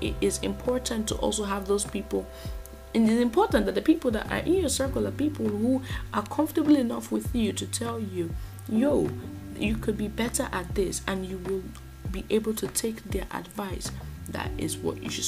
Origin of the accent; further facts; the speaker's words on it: Nigeria; a Nigerian podcaster